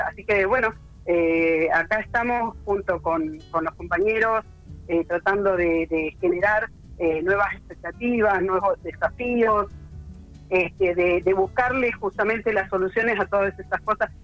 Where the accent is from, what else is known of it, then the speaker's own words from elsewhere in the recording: Puan, Buenos Aires Province, Argentina; also born or lived in Bahía Blanca; no soy nacida acá en Puan, soy oriunda de Bahía Blanca, pero hace 40 y casi 47 años que estoy viviendo en Puan, soy adoptada de Puan.